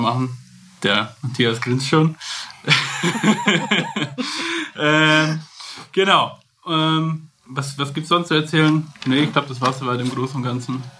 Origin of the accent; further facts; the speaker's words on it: Kolbermoor, Bavaria, Germany; also born or lived in Rosenheim; gebürtiger Rosenheimer, aufgewachsen in Kolbermoor, bin jetzt aber auch wieder in Rosenheim wohnhaft.